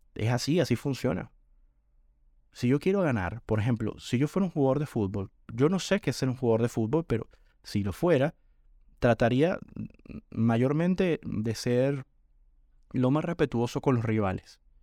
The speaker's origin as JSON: {"language": "Spanish", "town": "Caracas", "region": "Capital District", "country": "Venezuela", "tie": "born or raised there", "moved": "as an adult", "lives_now": "Argentina", "said": "Yo nací en Caracas"}